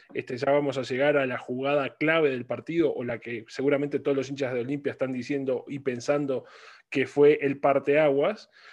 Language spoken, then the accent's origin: Spanish; Uruguay; como uruguayos